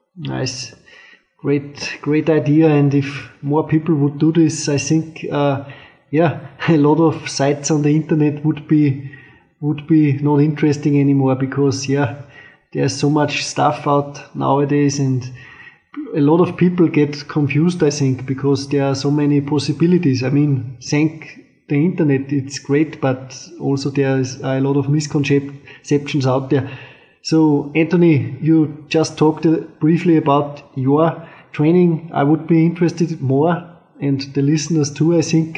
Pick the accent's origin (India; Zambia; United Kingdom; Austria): Austria; I'm from Austria